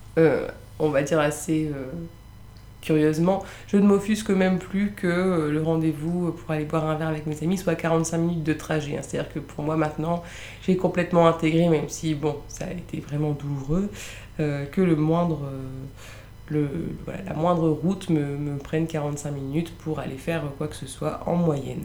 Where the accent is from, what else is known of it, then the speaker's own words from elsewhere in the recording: Lille, Hauts-de-France, France; moved away as an adult; now in Paris, France; Je suis originaire de Lille.